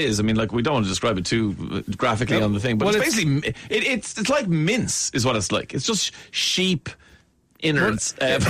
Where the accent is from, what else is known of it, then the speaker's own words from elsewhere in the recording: Ireland; I have to say, hi, yeah, no, great to meet you guys. I'm from Ireland.